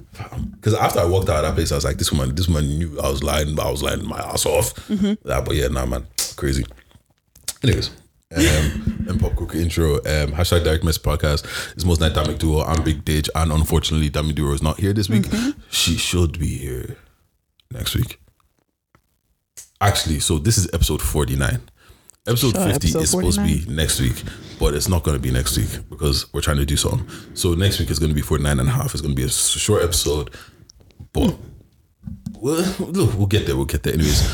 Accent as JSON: {"language": "English", "town": "Birmingham", "region": "West Midlands", "country": "United Kingdom", "said": "I'm from Brom."}